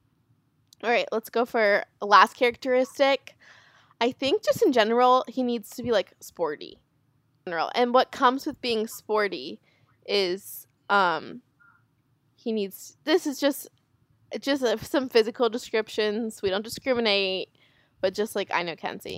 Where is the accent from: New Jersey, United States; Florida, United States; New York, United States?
Florida, United States; South; we're from South Florida